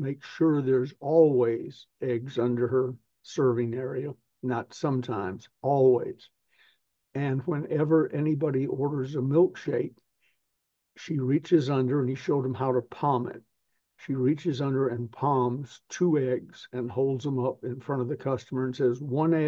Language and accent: English; the South, United States; I'm from the South